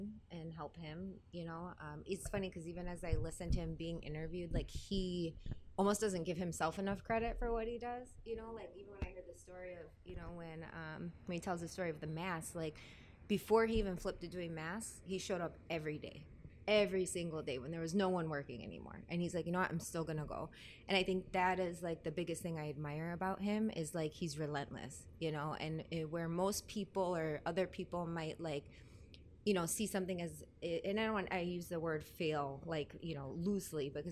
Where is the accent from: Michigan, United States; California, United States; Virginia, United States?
Michigan, United States; Detroit; I'm from Detroit